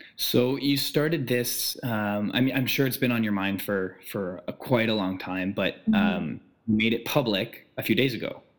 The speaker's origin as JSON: {"language": "English", "town": "Ottawa", "region": "Ontario", "country": "Canada", "said": "We're both from Ottawa."}